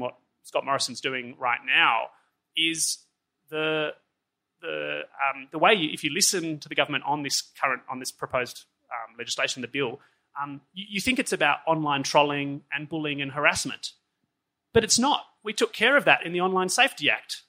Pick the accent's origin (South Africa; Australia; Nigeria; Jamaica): Australia; moved away as an adult; also born or lived in Switzerland; as an Australian